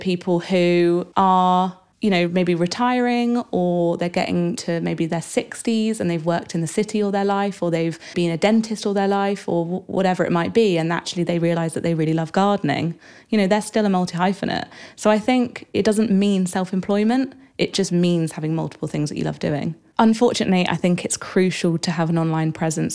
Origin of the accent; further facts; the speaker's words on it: Exeter, South West England, United Kingdom; I was born in Exeter in Devon